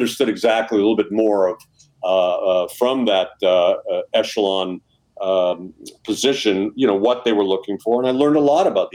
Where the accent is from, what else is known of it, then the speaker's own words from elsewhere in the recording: Southern California, United States; also born or lived in Montreal; I'm from Southern California, raised in Southern California